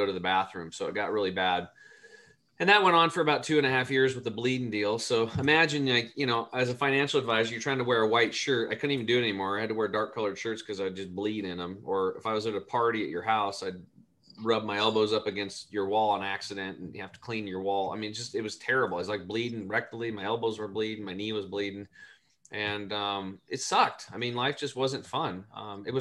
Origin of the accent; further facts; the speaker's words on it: Eastern Oregon, United States; I grew up over in Eastern Oregon in a small cattle and hay farm